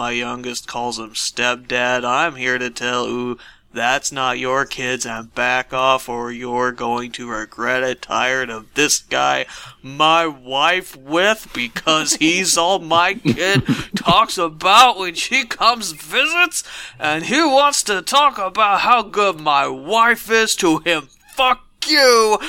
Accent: Marion, United States; I'm from Marion.

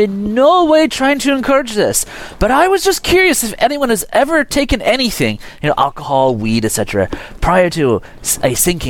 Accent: Australia; Oh, yes, right, because I'm Australian

